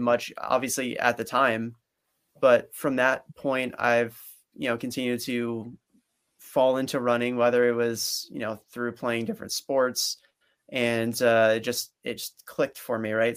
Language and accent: English; Princeton, New Jersey, United States; growing up in Princeton, New Jersey